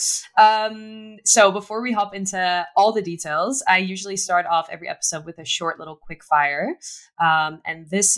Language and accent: English; Singapore; moved away; I used to live in Singapore. I grew up there as a kid